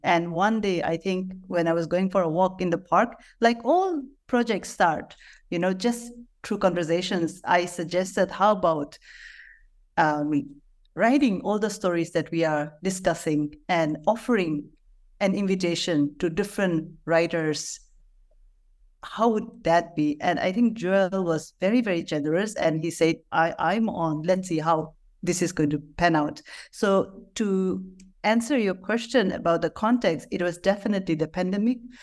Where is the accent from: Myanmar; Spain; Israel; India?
India; Nagaland; I, I, I am from Nagaland